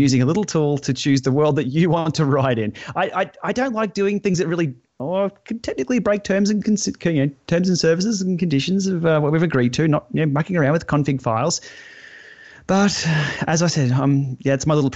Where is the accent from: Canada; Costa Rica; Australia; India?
Australia; accent: Aussie; my Aussie accent